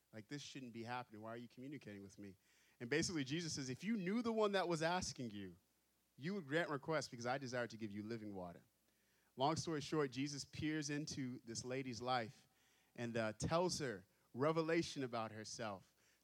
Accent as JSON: {"language": "English", "region": "Texas", "country": "United States", "moved": "yes", "said": "So I am not from New England. Yep, you guessed right. I'm not from New England. I'm from Texas, actually."}